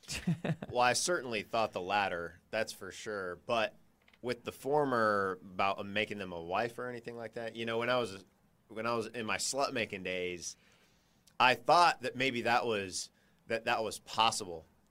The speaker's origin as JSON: {"language": "English", "region": "California", "country": "United States", "tie": "born or raised there", "said": "I grew up in California."}